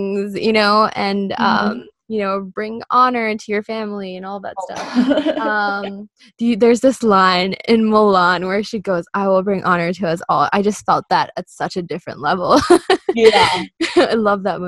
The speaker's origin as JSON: {"language": "English", "country": "India", "tie": "born or raised there", "moved": "yes", "said": "growing up in India"}